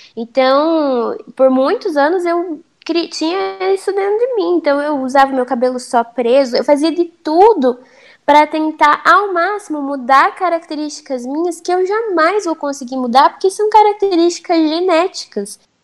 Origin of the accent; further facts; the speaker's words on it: Brazil; por eu ter nascido no Brasil, eu tenho culturas é, brasileiras. Por exemplo, aqui em casa a gente é brasileira